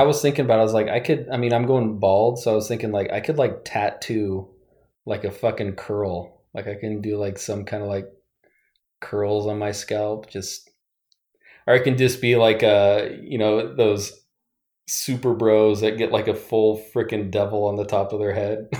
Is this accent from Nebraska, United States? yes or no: yes; western Nebraska, United States; moved away; also born or lived in Pacific Northwest; I grew up in Nebraska, um, on the western part of Nebraska